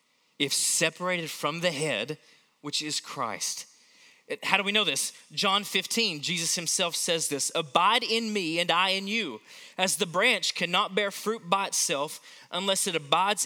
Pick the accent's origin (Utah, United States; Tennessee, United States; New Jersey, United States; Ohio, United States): Tennessee, United States; Knoxville; growing up in Knoxville, Tennessee, we had a pear tree in our front yard